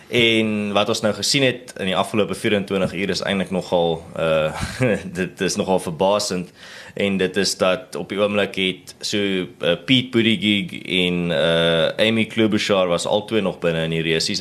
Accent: South Africa

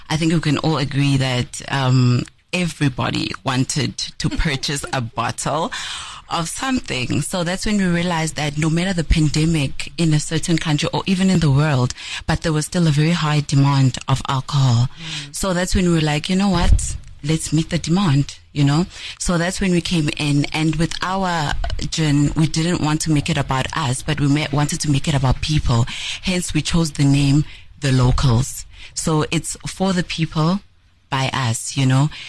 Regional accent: Nelspruit, Mpumalanga, South Africa; moved away; also born or lived in Cape Town; is a, a young woman um, who is born and bred in Nelspruit. Um, I furthered my studies in Cape Town

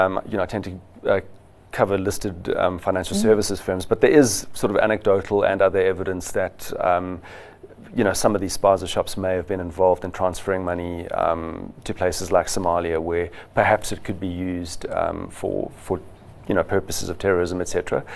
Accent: Johannesburg, Gauteng, South Africa; No, I'm actually from Joburg.

